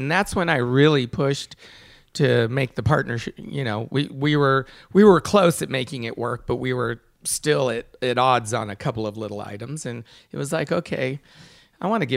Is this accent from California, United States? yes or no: yes; Sonoma County, California, United States; as a winemaker growing up in Sonoma County